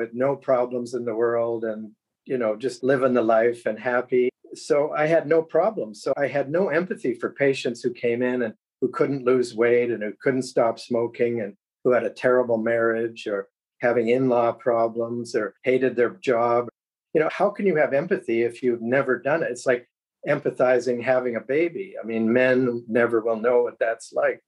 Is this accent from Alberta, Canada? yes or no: no; Sarnia, Ontario, Canada; moved away as an adult; also born or lived in London, Ontario; now in Cambridge, Canada; born about a mile away from the United States in Sarnia, Ontario, right on the border, just above Detroit. So I grew up on American television and radio